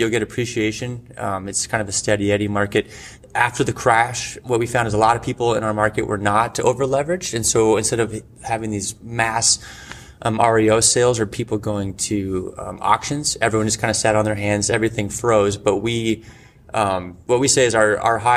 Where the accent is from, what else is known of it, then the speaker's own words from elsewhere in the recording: Billings, Montana, United States; also born or lived in Bellingham, Washington / Seattle, Washington; I was born and raised in Billings, Montana